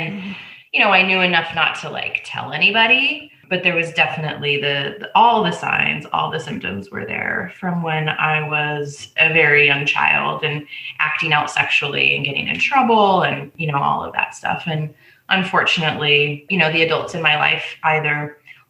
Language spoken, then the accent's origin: English; Southern California, United States; also born or lived in Pasadena / Temecula; So I grew up in Southern California, and I was born in Pasadena.